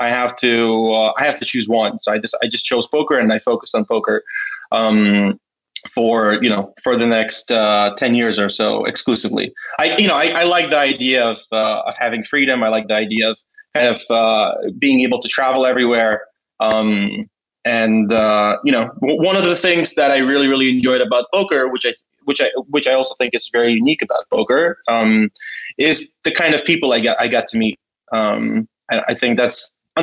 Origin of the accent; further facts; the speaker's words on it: New York, United States; moved away as an adult; now in Ukraine; I grew up in New York